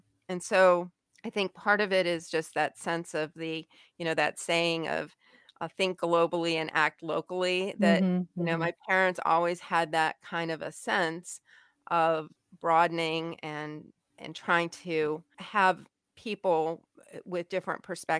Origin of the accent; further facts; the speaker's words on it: Taiwan; you know, obviously being a Caucasian American who didn't really speak the language, although I did pick up obviously some, and my parents had studied Chinese